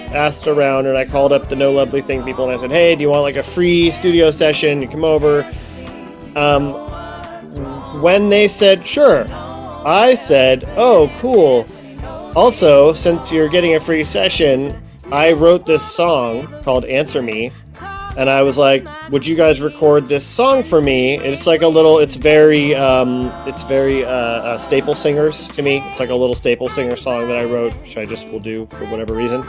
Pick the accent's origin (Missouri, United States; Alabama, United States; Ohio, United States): Ohio, United States; moved away; I'm from Ohio